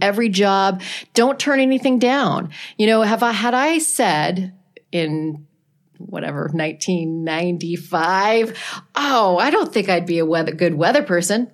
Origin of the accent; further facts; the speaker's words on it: Ottawa, Ontario, Canada; moved away; I worked at a classic rock station in my hometown of Ottawa, Canada